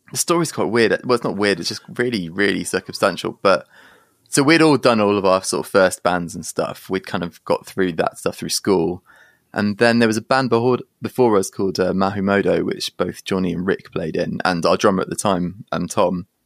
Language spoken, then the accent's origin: English; Guildford, South East England, United Kingdom; born there; So I was born in in Surrey, like Guildford and then um, we moved